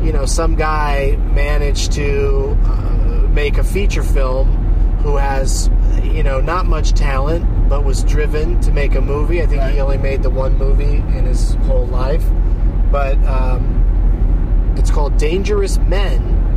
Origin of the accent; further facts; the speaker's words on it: San Diego, California, United States; moved away; my hometown of San Diego